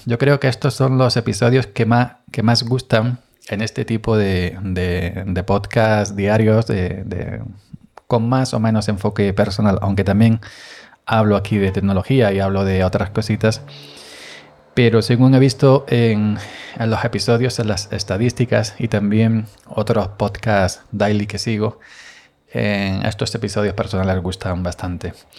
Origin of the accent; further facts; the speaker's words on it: Andalusia, Spain; Andaluz, soy andaluz